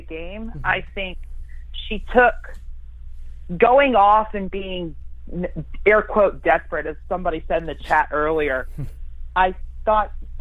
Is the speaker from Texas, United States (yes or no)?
yes; Fort Worth, Texas, United States; I am from Fort Worth, Texas